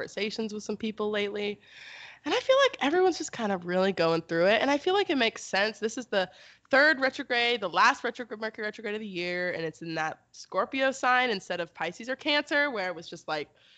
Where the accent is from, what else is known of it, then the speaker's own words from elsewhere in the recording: Texas, United States; I'm from Texas, which is like definitely the South